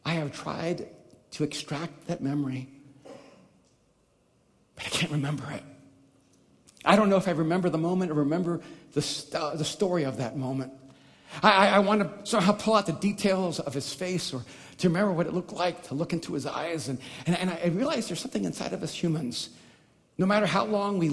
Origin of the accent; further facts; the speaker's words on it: El Salvador; I'm from El Salvador, and I never knew my real father